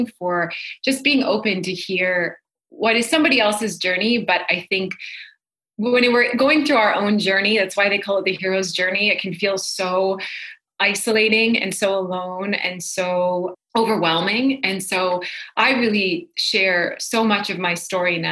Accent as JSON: {"language": "English", "region": "North Dakota", "country": "United States", "tie": "born or raised there", "said": "So I grew up in North Dakota, and I grew up in a very like typical hardworking Midwest family"}